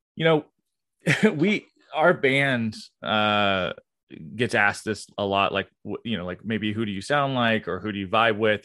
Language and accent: English; Gainesville, Florida, United States; I'm from Gainesville, Florida